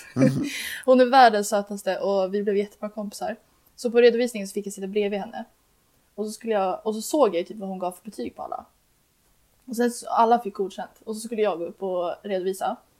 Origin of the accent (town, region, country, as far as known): Uppsala, Uppsala County, Sweden